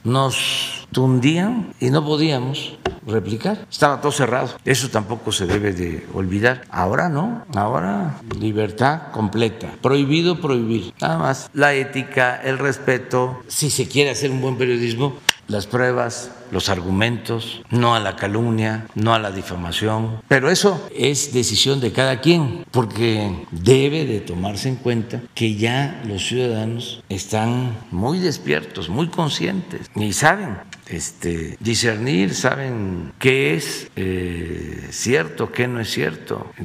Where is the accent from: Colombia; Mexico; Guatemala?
Mexico; Que es el sistema que nosotros hemos eh, adoptado como mexicanos